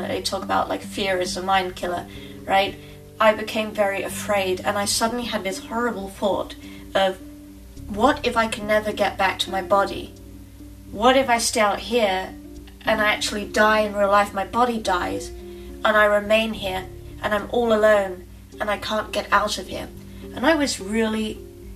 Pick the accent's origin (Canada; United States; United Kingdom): United Kingdom; England; moved away; I'm originally from England